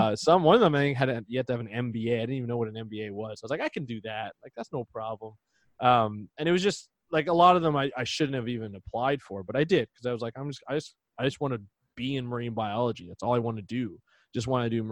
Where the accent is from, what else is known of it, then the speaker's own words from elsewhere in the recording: Ontario, Canada; I grew up in Ontario